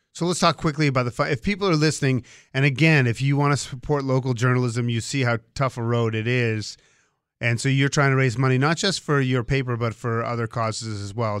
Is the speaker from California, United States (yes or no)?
no; Boston, Massachusetts, United States; I grew up in the Boston area